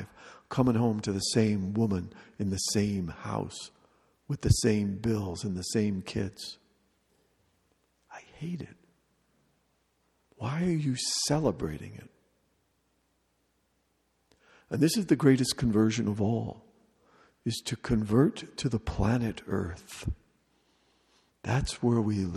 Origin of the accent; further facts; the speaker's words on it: United States; as an American